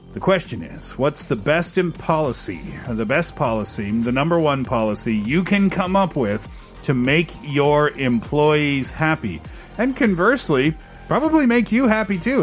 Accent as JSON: {"language": "English", "country": "Singapore", "said": "I'm from Singapore."}